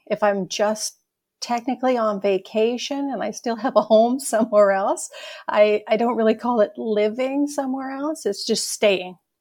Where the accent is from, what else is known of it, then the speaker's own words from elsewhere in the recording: Ontario, Canada; moved away as an adult; also born or lived in Toronto / Edmonton; now in Sherwood Park, Canada; I grew up in Ontario, Yeah, in a farm